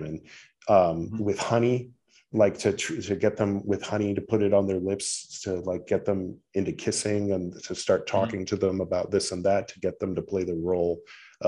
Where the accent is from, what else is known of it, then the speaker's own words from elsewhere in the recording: United States; as an American